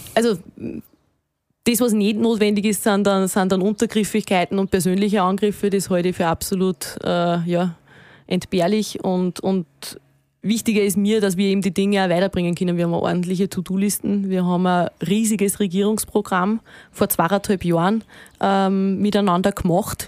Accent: Walding, Upper Austria, Austria; also born or lived in Vienna; Wenn ich von daheim rede, dann rede ich von Walding. Dann rede ich äh, wirklich da, von, von meinem Elternhaus, dort wo ich aufgewachsen bin

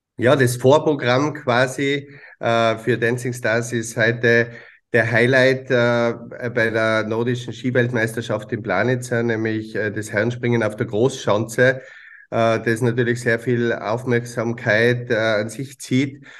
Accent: Tyrol, Austria; bei uns in Tirol

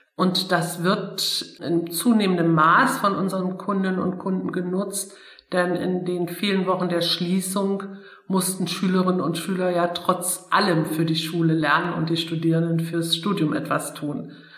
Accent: Dessau, Saxony-Anhalt, Germany; moved away as an adult; also born or lived in Wetzlar / Siegen; now in Bonn, Germany; Ich komme ursprünglich aus Dessau

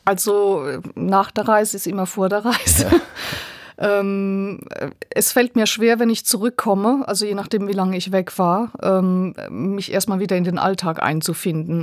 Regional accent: Rhineland-Palatinate, Germany; Bei uns in der Pfalz gibt es äh, viele, wir sagen Schlepper

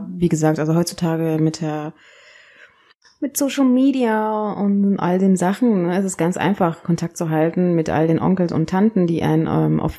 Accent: Kenya; now in Berlin, Germany; davor in Kenia, da wo ich herkomme, wo meine Mutter herkommt, wo ich auch geboren wurde.

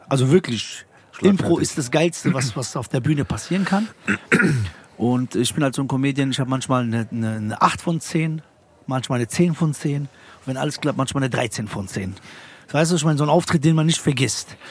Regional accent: Frankfurt, Hesse, Germany; ich komme aus Frankfurt, wir haben keinen Schreibtisch

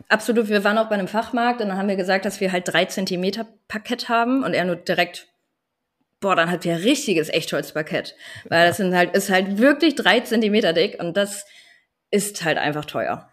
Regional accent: Landkreis Vechta, Lower Saxony, Germany; moved away as an adult; ich bin 28 Jahre alt und ich komme aus dem Landkreis Fechter

